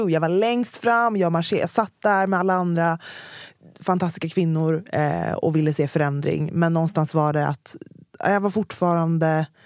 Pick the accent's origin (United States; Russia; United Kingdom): United Kingdom; accent: British; jag har den mest brittiska dialekten, vad är det du inte förstår?